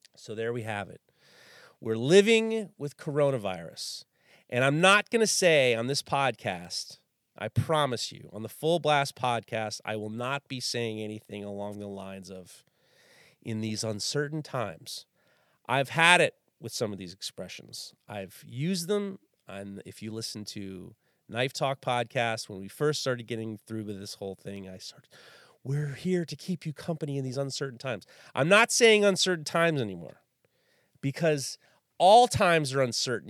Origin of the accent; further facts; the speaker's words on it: New York City, New York, United States; growing up in New York City in the early in the early 80s